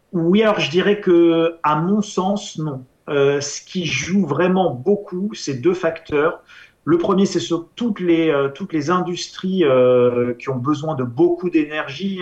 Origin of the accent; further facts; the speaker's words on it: France; en tant qu'Européen, en tant que Français